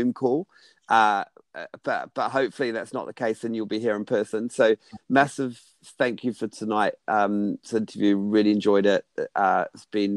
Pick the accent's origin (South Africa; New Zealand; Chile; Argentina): New Zealand; now in United Kingdom; a New Zealander living in Britain for so long